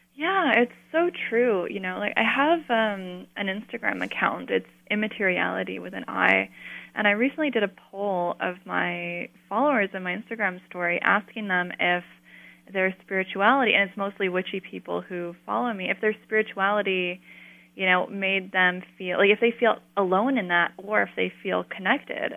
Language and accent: English; Colorado, United States; I grew up in Colorado, in a, like a new suburb